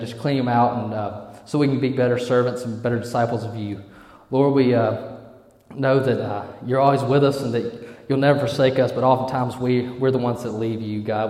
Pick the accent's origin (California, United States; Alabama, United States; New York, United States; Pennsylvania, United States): Alabama, United States; Eufaula; I'm from Eufaula, Alabama. Yeah, that's E Town